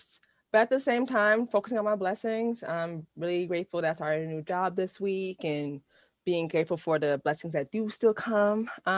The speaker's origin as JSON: {"language": "English", "town": "Seattle", "region": "Washington", "country": "United States", "tie": "born or raised there", "also_born_or_lived": "California", "said": "So born and raised in Seattle. Did live in California for a little while, but I've been on the West Coast my whole life."}